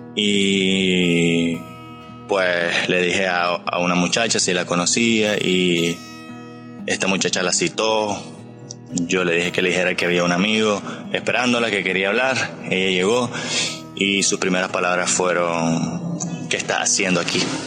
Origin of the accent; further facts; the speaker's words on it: Nicaragua; Yo soy de Nicaragua